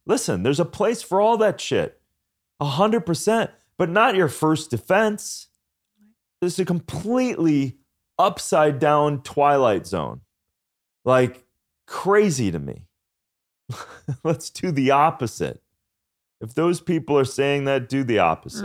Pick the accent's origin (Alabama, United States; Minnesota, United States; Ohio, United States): Minnesota, United States; moved away; I'm from Minnesota farmland too